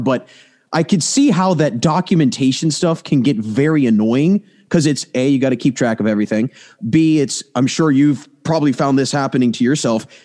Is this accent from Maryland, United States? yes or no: yes; Maryland, United States; now in Pennsylvania, United States; I'm from Maryland, but I live in Pennsylvania